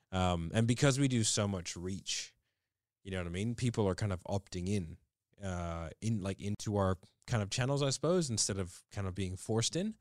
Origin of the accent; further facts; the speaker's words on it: Australia; we are Australian